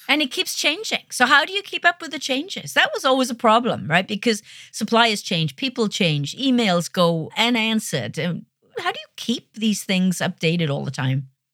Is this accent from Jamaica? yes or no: no; United Kingdom; I'm a Brit